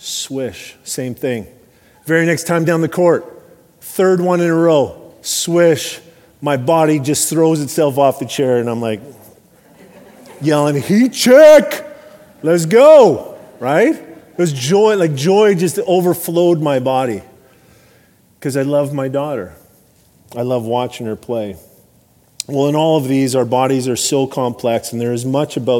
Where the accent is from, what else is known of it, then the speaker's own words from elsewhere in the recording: Alberta, Canada; I grew up in Alberta